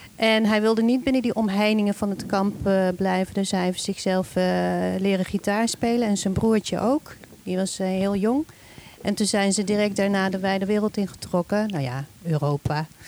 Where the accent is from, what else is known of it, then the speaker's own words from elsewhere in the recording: Nijmegen, Gelderland, Netherlands; moved away as an adult; also born or lived in Hilversum / Amsterdam; Ik ben geboren en getogen in Nijmegen